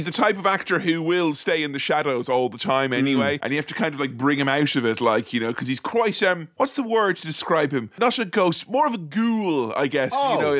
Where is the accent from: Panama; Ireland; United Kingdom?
Ireland; I am Irish